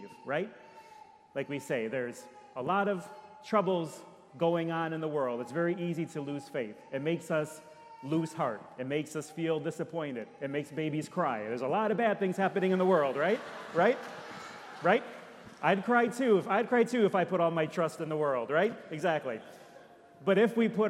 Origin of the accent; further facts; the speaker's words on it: Detroit, Michigan, United States; now in Orlando, United States; I'm from Detroit